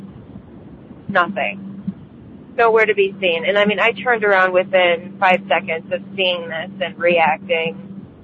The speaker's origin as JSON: {"language": "English", "region": "Michigan", "country": "United States", "said": "I'm from Michigan."}